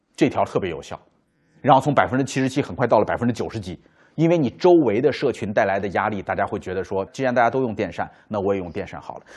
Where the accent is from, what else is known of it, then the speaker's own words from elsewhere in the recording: China; 就理解古时候我们中国人讲孟母三迁